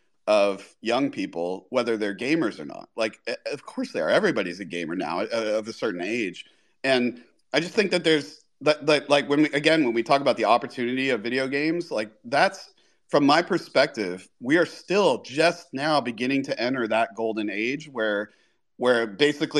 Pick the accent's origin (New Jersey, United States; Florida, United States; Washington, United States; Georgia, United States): Florida, United States; I grew up in Florida near Disney World in Miami